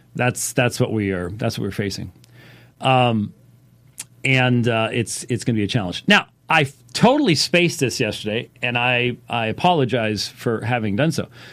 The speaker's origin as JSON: {"language": "English", "country": "United States", "said": "us as American Christians is we have grown up and become accustomed to the blessings of freedom and liberty."}